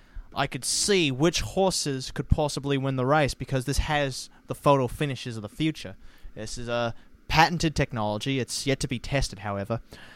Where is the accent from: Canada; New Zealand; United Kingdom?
New Zealand; very close to my hometown of Kiwiland